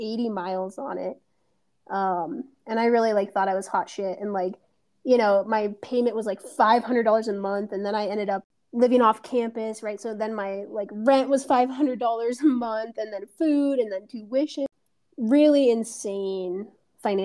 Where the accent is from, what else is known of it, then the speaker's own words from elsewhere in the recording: United States; we are both American women. We're both American white women